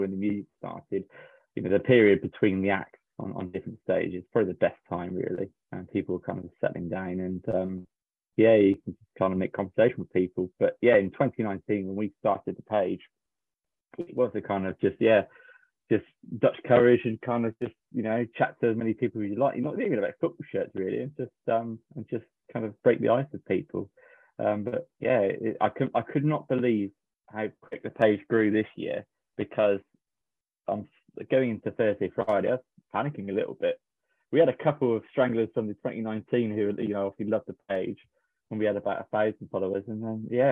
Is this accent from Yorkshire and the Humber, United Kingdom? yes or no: no; Somerset, South West England, United Kingdom; I'm from Somerset